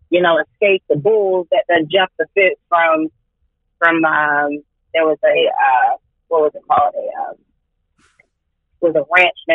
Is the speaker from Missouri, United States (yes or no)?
no; North Carolina, United States; Uh, Southwood, North Carolina. I've been here majority of my life.